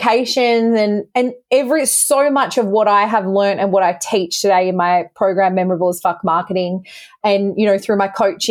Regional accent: Bathurst, New South Wales, Australia; moved away as an adult; now in Perth, Australia; I grew up in New South Wales in a town called Bathurst

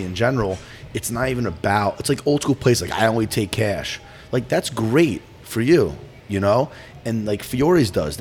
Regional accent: New Jersey, United States; pizzerias that I grew up with in Jersey

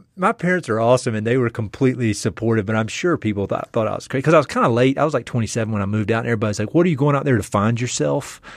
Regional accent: East North Carolina, United States; moved away as an adult; also born or lived in Jackson Hole, Wyoming; I'm from North Carolina. I'm from East North Carolina

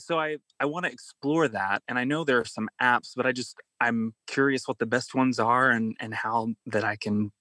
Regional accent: Kentucky, United States; moved away as an adult; also born or lived in Indiana; now in New York, United States; I grew up in Kentucky and I went to school in Indiana, like a pretty normal suburban life.

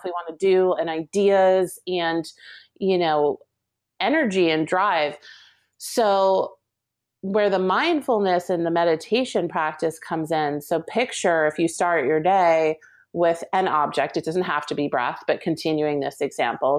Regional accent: New Jersey, United States; I grew up in Jersey

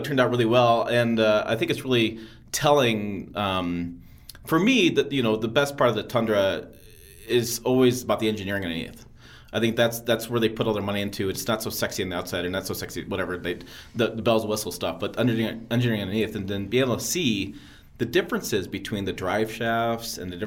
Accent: Michigan, United States; I grew up in Michigan

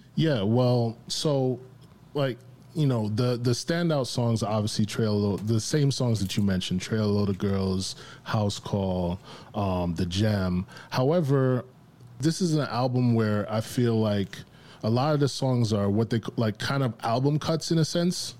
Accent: New York, United States; growing up in New York

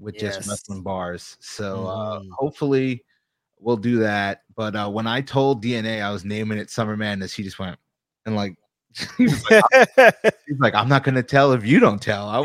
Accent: Long Island, New York, United States; I'm an East Coast guy. Like, I'm from New York. Tri-state till

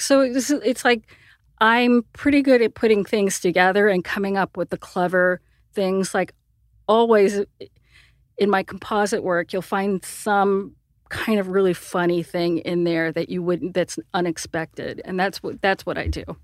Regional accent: Sierra Vista, Arizona, United States; I grew up in a tiny podunk town of, uh, Sierra Vista, Arizona.

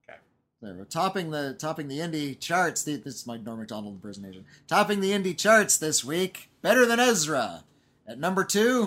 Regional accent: Southern California, United States; We're from Southern California.

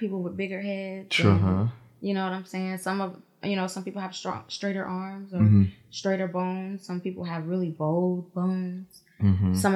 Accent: Virginia Beach, Virginia, United States; also born or lived in Atlanta, Georgia; now in Florida, United States; I'm from Virginia. Virginia Beach

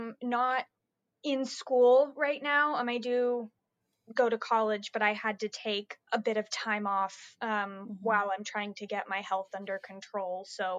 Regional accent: Dallas, Texas, United States; also born or lived in Utah; I'm from Texas. I live in Dallas. I moved here from Utah, actually. I was born in Utah.

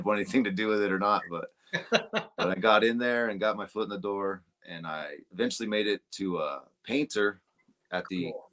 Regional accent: Greeley, Colorado, United States; also born or lived in Kersey, Colorado; I'm from Colorado. I'm from Greeley

